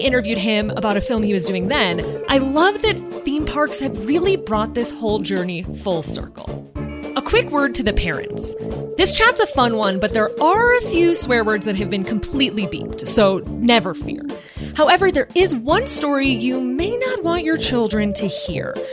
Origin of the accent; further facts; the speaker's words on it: Midwest, United States; as a Midwesterner